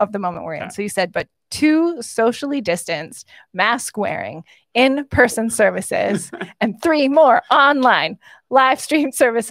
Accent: Esterhazy, Saskatchewan, Canada; moved away; When I was growing up in Saskatchewan

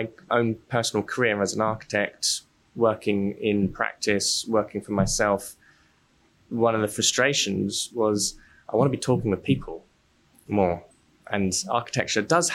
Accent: London, United Kingdom; I grew up in South London

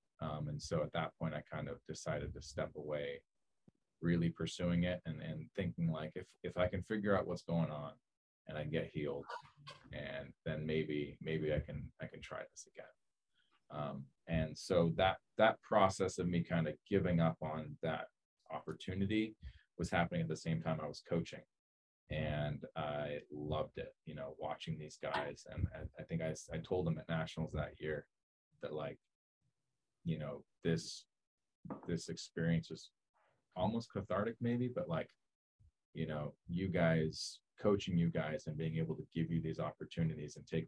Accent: Southern California, United States; also born or lived in Marin; I came down from Marin to USC, actually, to coach the men, because I'm from Southern California. My wife is as well.

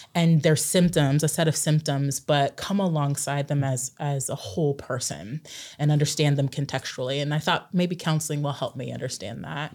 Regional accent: Klamath Falls, Oregon, United States; I grew up in Southern Oregon in Klamath Falls

